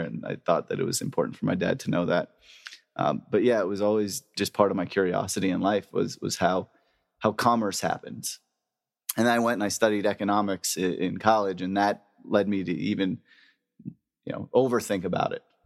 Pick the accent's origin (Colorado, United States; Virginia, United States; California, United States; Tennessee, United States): California, United States; El Segundo; I grew up in El Segundo, California